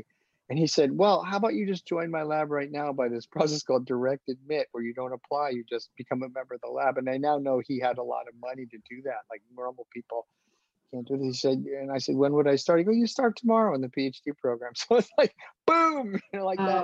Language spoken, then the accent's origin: English; New York, United States; moved away; my people are all from New York. I'm from New York.